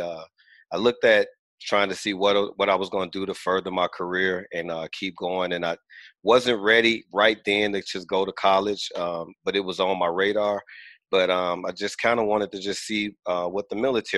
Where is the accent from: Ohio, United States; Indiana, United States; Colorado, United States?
Indiana, United States; Gary; I'm originally from Gary, Indiana. I grew up in the more of the industrial age, the steel mill, steel producing age.